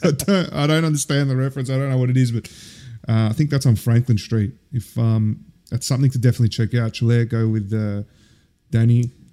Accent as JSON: {"language": "English", "town": "Melbourne", "region": "Victoria", "country": "Australia", "tie": "born or raised there", "moved": "yes", "said": "… growing up in Oakley."}